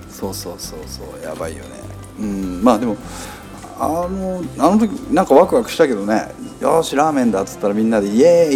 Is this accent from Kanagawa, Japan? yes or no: yes; Yokohama, Kanagawa, Japan; 僕横浜出身じゃないですか。